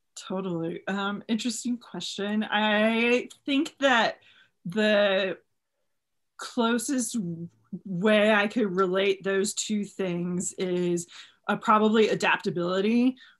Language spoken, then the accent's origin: English; Texas, United States; I'm from Texas